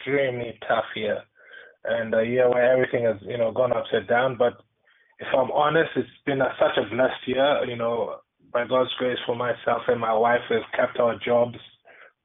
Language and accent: English; Kenya; growing up, I grew up in Kenya